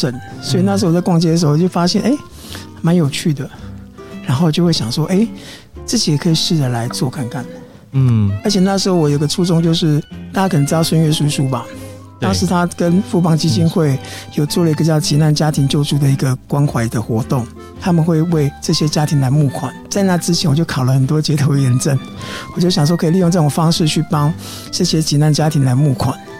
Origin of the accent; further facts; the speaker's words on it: Taiwan; 有有些英文老歌，然后有些就是民歌啊，然后有早期的台湾民谣。啊，本身我是客家人，我也会唱一些客家歌哦。